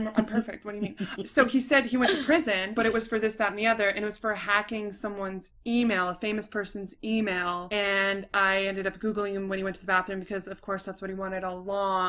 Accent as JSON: {"language": "English", "region": "Southern California", "country": "United States", "said": "can you tell we're from Southern California?"}